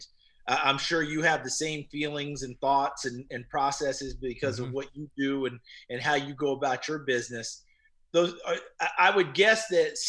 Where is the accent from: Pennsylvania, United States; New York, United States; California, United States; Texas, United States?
New York, United States; New Paltz; also born or lived in Elizabethton, Tennessee; I grew up, I was born in Elizabethton, Tennessee, and my parents moved to New Paltz, New York when I was two. And the block I grew up in was terrific.